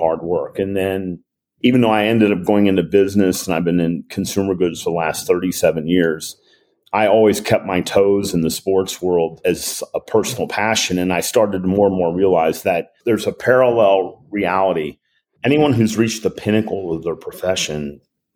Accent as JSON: {"language": "English", "town": "Cincinnati", "region": "Ohio", "country": "United States", "tie": "born or raised there", "said": "in Cincinnati, my hometown"}